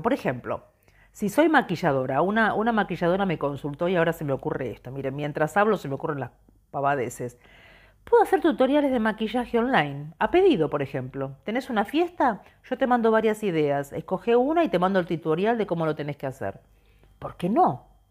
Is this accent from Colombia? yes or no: no; Argentina; moved away as an adult; Somos argentinos